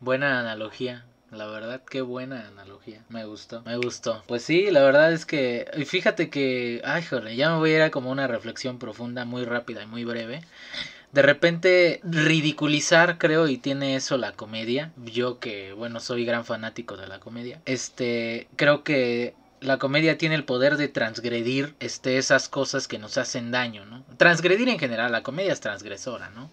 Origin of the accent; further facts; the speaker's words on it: Martínez de la Torre, Veracruz, Mexico; por mi lugar de nacimiento soy Team Calor. Este, soy oriundo de Martínez de la Torre, Veracruz.